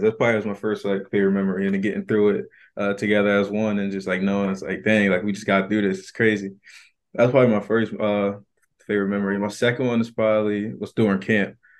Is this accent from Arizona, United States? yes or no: no; Philadelphia, Pennsylvania, United States; moved away as an adult; now in Atlanta, United States; I was born down here in Atlanta, but I moved straight up to the Philadelphia area, like, when I was one month old